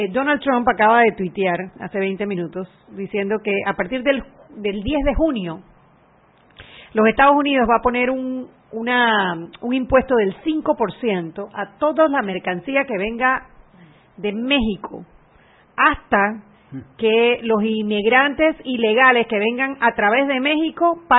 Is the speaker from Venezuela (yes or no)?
no; Panama; como panameño